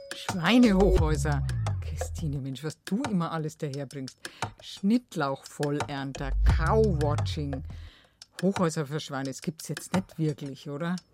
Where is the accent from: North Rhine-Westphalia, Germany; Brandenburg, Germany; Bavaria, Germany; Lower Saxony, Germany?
Bavaria, Germany; bei uns in Bayern